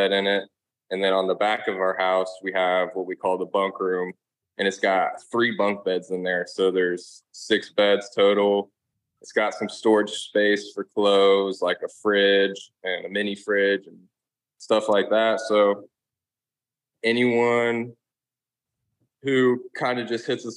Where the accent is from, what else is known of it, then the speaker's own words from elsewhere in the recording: Dayton, Ohio, United States; now in Florida, United States; growing up in Dayton, Ohio